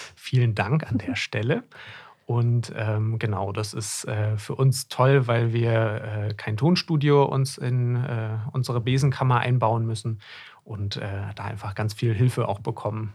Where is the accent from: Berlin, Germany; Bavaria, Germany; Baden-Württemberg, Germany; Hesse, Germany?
Hesse, Germany; moved away as an adult; now in Greifswald, Germany; Ich komme ursprünglich aus Hessen und bin zum Studium, Medizinstudium hier oben in Greifswald an der Küste gelandet.